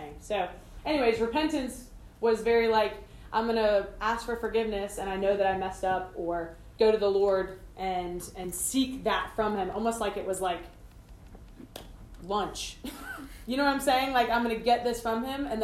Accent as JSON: {"language": "English", "town": "Greenville", "region": "South Carolina", "country": "United States", "tie": "born or raised there", "said": "I grew up here in Greenville"}